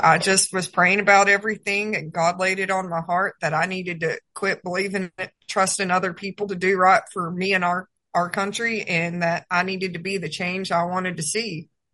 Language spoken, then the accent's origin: English; Georgia, United States; moved away as an adult; also born or lived in Texas / New Mexico; I was born and raised in Georgia.